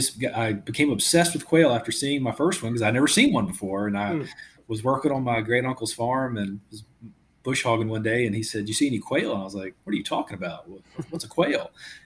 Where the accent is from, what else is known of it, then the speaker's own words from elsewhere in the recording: North Louisiana, United States; I grew up in North Louisiana